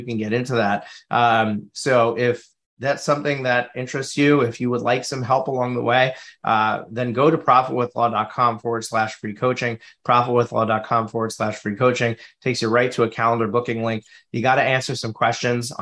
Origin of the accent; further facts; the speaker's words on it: Suffern, New York, United States; I'm in Suffern, New York. So Rockland County